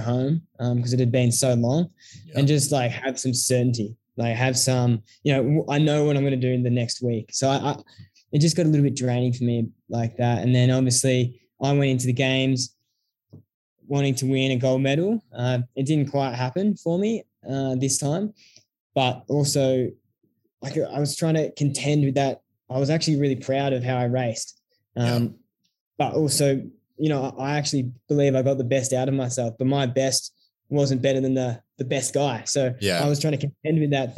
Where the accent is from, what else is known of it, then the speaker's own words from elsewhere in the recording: Melbourne, Victoria, Australia; also born or lived in Canberra; I'm from Melbourne